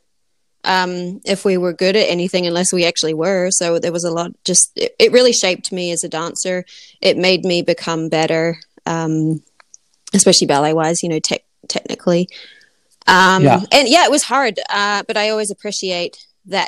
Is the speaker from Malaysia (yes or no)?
no; New Zealand; moved away as an adult; I'm originally from New Zealand